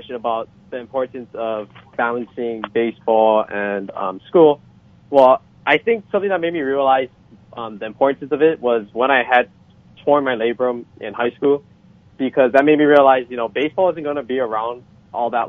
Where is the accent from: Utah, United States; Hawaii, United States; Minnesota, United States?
Hawaii, United States; Hilo; moved away as an adult; now in California, United States; I'm from the Big Island of Hawaii, from a small town of Hilo